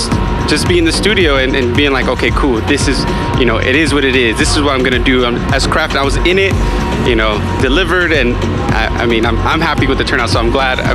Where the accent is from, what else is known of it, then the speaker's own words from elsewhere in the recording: Fontana, California, United States; it's my hometown, and Fontana showed up.